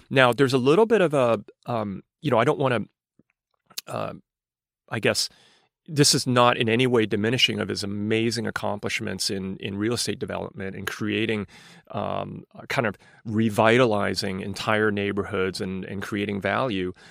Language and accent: English; London, United Kingdom; born there; also born or lived in New York, United States; I mean, I was born in London and lived in New York, but but but my parents were immigrants.